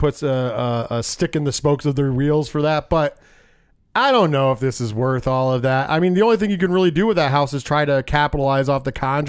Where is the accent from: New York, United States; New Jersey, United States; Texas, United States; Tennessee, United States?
New York, United States; Binghamton; moved away; I was from Binghamton.